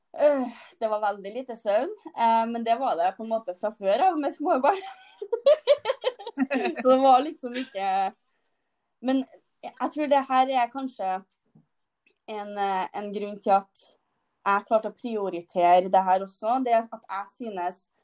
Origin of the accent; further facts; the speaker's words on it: Trøndelag, Norway; Jeg er trønder.